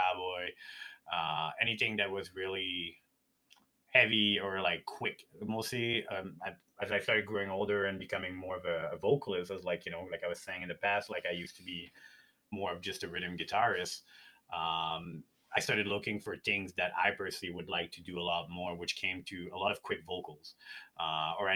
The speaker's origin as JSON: {"language": "English", "town": "Montreal", "region": "Quebec", "country": "Canada", "tie": "born or raised there", "moved": "yes", "lives_now": "Edmonton, Canada", "said": "I came from Montreal where like I had a band when I was a teenager"}